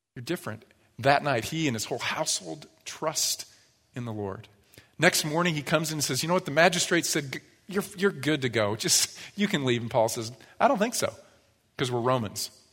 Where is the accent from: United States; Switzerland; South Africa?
United States; I was born into this country